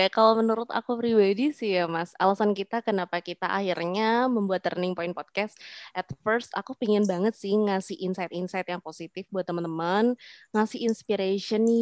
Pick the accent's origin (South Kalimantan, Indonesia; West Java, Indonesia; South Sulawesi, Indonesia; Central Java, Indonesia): Central Java, Indonesia; Semarang; also born or lived in Magelang; aku berasal dari kota kecil, aku dari Magelang, tapi uh, aku hidup besar di Semarang kayak gitu.